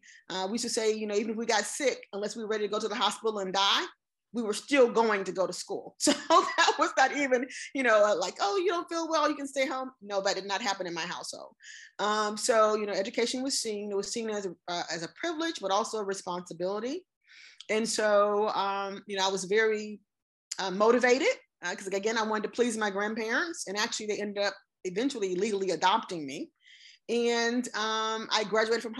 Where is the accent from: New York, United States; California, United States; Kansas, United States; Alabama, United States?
Alabama, United States; I grew up in Alabama, raised primarily by my grandparents.